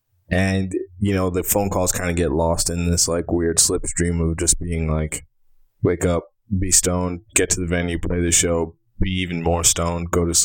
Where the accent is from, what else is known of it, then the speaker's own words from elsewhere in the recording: Alabama, United States; We're from Alabama, we grew up the same